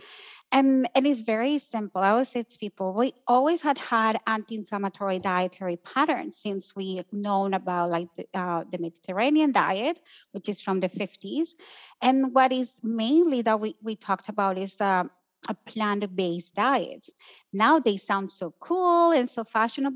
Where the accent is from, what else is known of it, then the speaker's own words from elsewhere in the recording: Colombia; moved away; I grew up in Colombia, so technically I lived in a pretty anti-inflammatory environment.